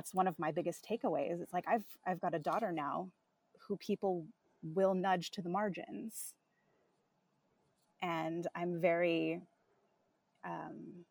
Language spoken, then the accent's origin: English; Southern California, United States; moved away; my hometown in Southern California